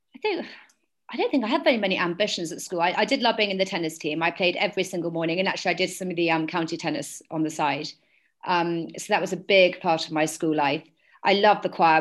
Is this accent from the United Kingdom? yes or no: yes; London, United Kingdom; I was born and brought up in London.